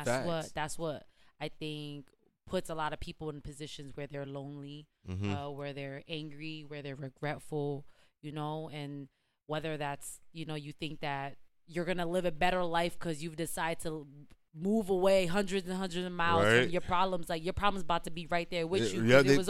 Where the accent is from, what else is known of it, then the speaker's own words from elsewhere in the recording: United States; I was born here.